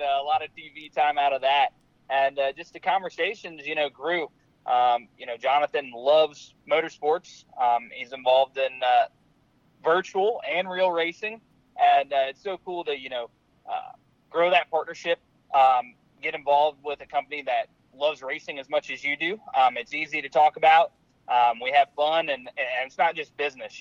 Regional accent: St. Louis, Missouri, United States; growing up in Missouri, right there on the Mississippi, uh, in St. Louis

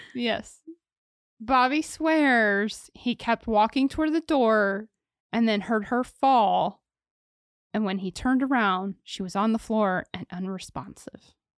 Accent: Ohio, United States; it happened near and around my hometown

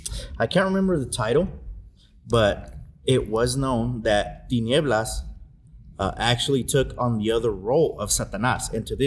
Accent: Juarez, Chihuahua, Mexico; also born or lived in El Paso, Texas, United States; Yeah, and me growing up in Juarez, growing up in El Paso, Texas, to me, those were my superheroes.

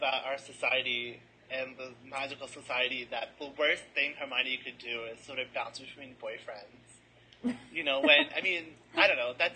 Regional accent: United States; we're such American stereotypes.

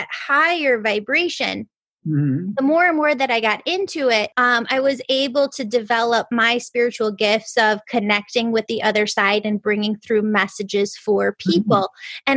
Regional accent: Chicago, Illinois, United States; I'm from the Chicagoland area

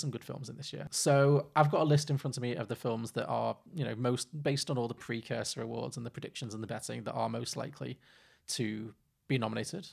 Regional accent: Liverpool, North West England, United Kingdom; I'm from, I grew up in Liverpool and most of my family are f, from Irish Catholic background

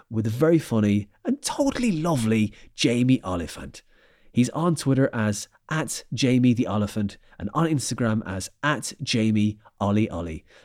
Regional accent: Dublin, Leinster, Ireland; moved away as an adult; We came over from from Dublin for jobs and stuff. Went in 2008.

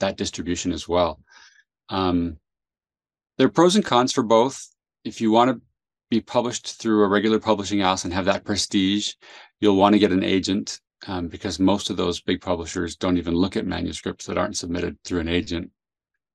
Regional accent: San Jose, California, United States; also born or lived in South America; I grew up in San Jose, California

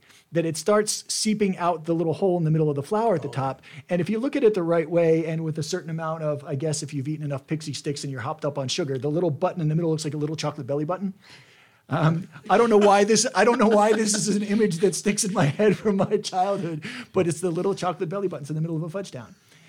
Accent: New Jersey, United States; when I was growing up in New Jersey

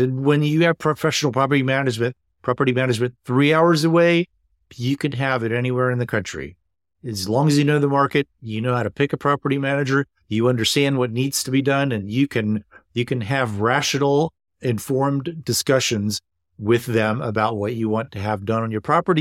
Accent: East Coast, United States; now in Seattle, United States; I'm originally from the East Coast

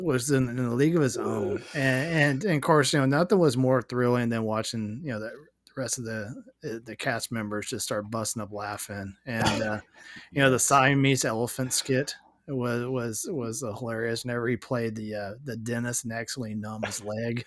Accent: Texas, United States; we grew up in Texas

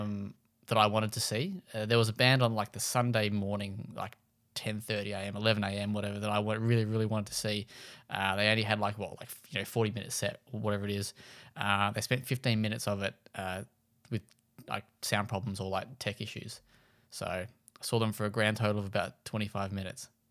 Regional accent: Launceston, Tasmania, Australia; was born in and from Launceston, so the other end of the state

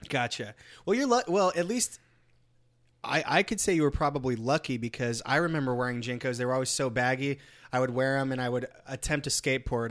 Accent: California, United States; moved away; I'm actually from California

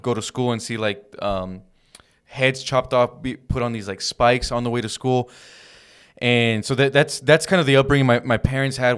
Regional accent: Downey, California, United States; we grew up in Downey, California

